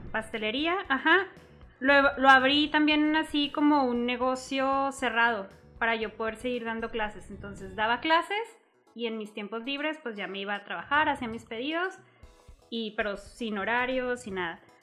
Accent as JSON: {"language": "Spanish", "region": "Chihuahua", "country": "Mexico", "tie": "born or raised there", "also_born_or_lived": "El Paso, Texas, United States", "said": "prácticamente nada más nací allá y toda mi vida he crecido, he estudiado aquí en Chihuahua"}